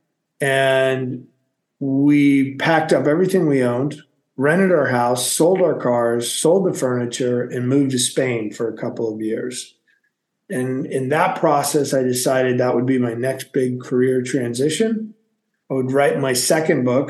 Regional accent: Massachusetts, United States; moved away as an adult; also born or lived in San Francisco; I was born and raised in Massachusetts, so went from the East Coast to the West Coast of the United States

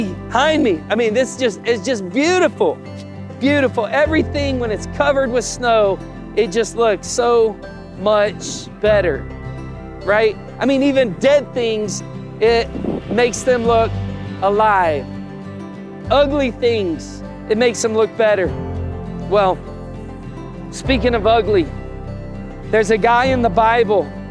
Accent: Tennessee, United States; we grew up in Tennessee. Steph and I both did.

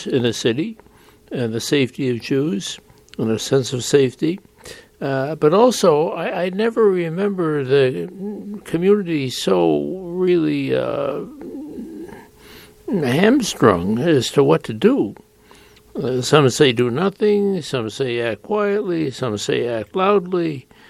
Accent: Denver, Colorado, United States; I was born in Denver in 1946.

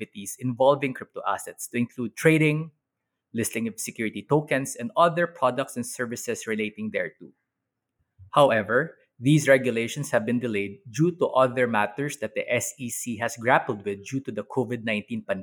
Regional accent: Philippines; As a Filipino lawyer

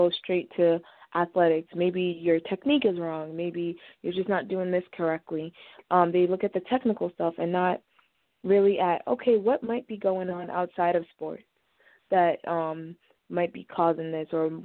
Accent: Nigeria; also born or lived in Boston area; now in Boston, United States; I'm originally from Nigeria, which is in West Africa, but we've lived around the Boston area for some time now

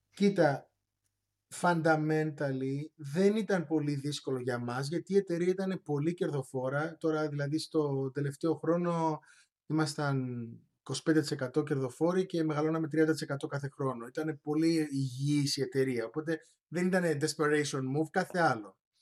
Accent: Cyprus; moved away as an adult; also born or lived in Patras, Greece / Manchester, England; γεννήθηκα και μεγάλωσα στην Κύπρο

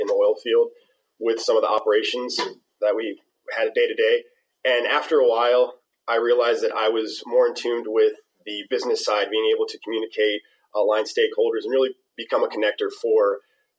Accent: Brazil; moved away; originally from Brazil

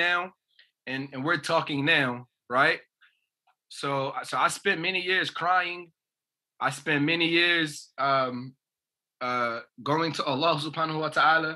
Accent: New Jersey, United States; I'm from New Jersey, that's the East Coast of America

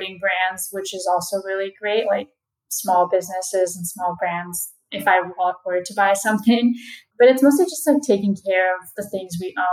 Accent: Southern California, United States; I am actually from Southern California

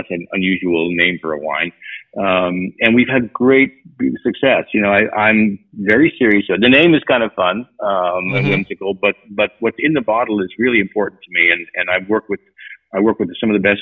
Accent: eastern Washington, United States; I'm from Washington, and specifically from the eastern side of Washington.

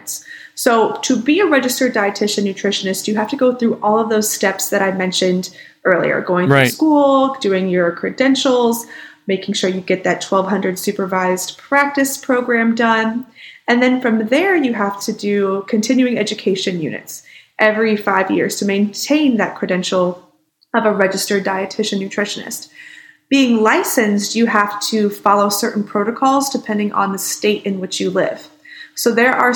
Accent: Missouri, United States; moved away as an adult; now in Orlando, United States; born and raised in Missouri, and then moved to Florida for my first clinical job right out of school

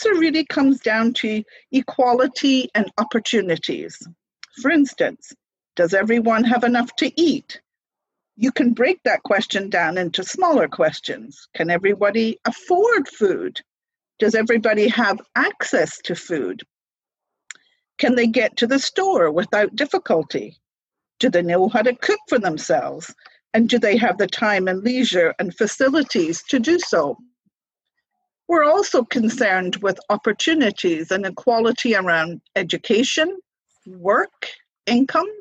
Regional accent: Scotland, United Kingdom; moved away as an adult; also born or lived in Dundee / Calgary, Canada; now in Nova Scotia, Canada; I'm originally from Scotland, immigrated to Canada in 2003

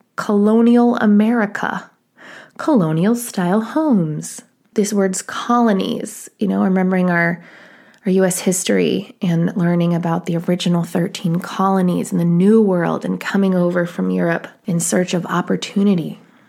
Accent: East Coast, United States; I remember I grew up on the East Coast, well, partially, and my mother's family is from New England.

